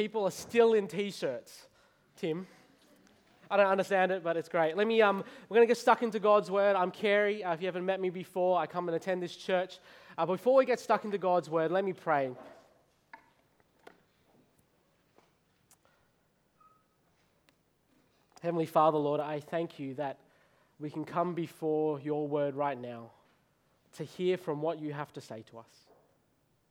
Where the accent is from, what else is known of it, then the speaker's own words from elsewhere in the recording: Australia; I'm Australian. I was born there. I was raised there. I am Australian